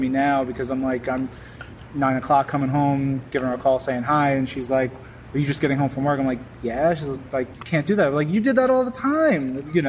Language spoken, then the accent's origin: English; Queens, New York, United States; also born or lived in Miami / Long Island; So I grew up first like 8-9 years in Queens, and then we moved to right on the border of Queens and Long Island, mostly on the Long Island side